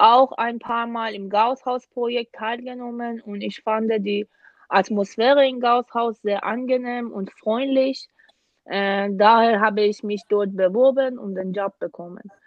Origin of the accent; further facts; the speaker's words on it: Iran; German is a second language; moved away as an adult; now in Germany; komme aus dem Iran und seit dem Jahr 2016 bin ich äh, wegen meines Masterstudiums in Deutschland